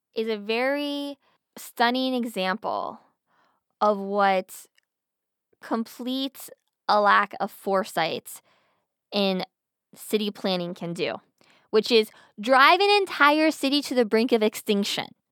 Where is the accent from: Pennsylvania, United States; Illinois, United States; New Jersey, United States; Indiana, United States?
Pennsylvania, United States; I'm from Pennsylvania